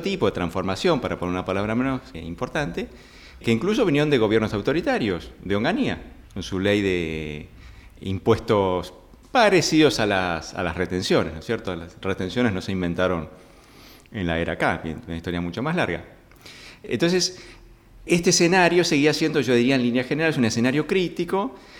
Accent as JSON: {"language": "Spanish", "country": "Argentina", "said": "nuestros mercados"}